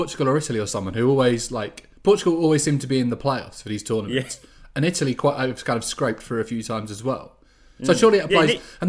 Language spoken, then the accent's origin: English; England, United Kingdom; as an English bloke